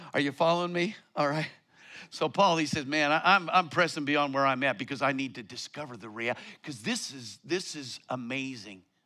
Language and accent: English; Colorado, United States; moved away; I come from Colorado